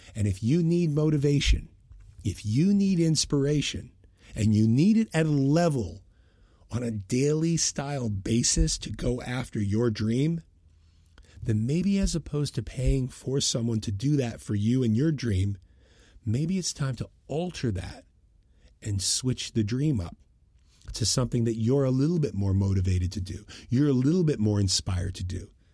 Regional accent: Boston, Massachusetts, United States; I'm from Boston

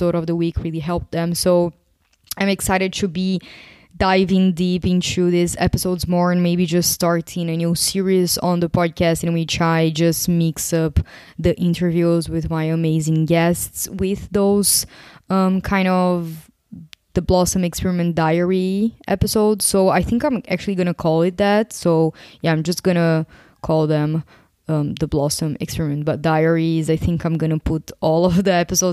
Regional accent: Brazil; moved away as an adult; also born or lived in Portugal; now in Greece; I'm actually from Brazil.

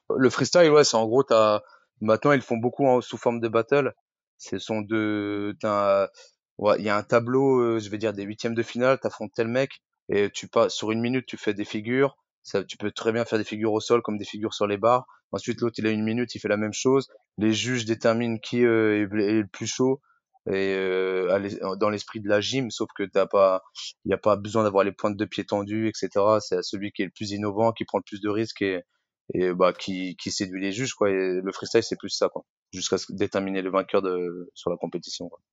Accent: Rennes, Brittany, France; moved away as an adult; now in Paris, France; à la base, je suis originaire de Rennes et je vis à Paris maintenant depuis 10 ans.

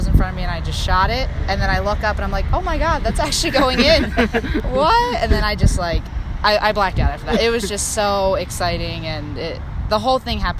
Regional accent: New Jersey, United States; moved away; I'm from New Jersey

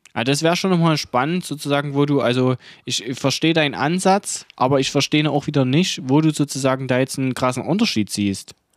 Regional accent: Saxony, Germany; Denn wir sind aus Sachsen, wir sind aus dem Osten

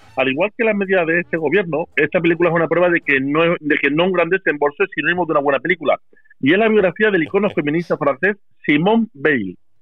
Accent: Málaga, Andalusia, Spain; yo soy malagueño

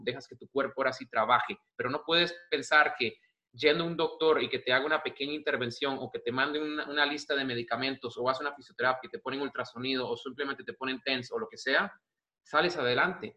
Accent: Costa Rica; also born or lived in United States; now in Spain; Sí, soy un costarricense, soy tico, soy centroamericano, estoy en Europa

